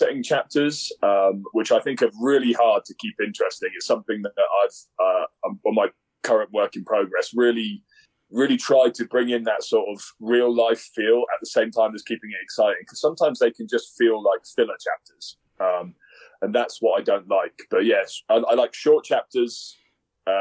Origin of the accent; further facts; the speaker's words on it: England, United Kingdom; now in Colorado, United States; me being English